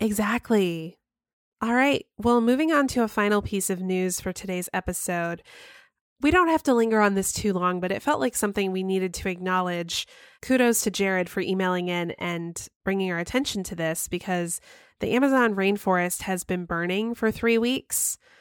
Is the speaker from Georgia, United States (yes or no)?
yes; Cumming, Georgia, United States; moved away; I grew up in Cumming, Georgia